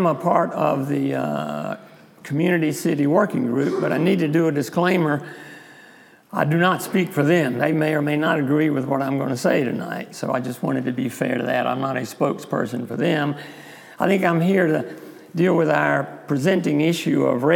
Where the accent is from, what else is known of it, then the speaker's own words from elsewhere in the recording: South Carolina, United States; accent: South Carolina; my South Carolina accent.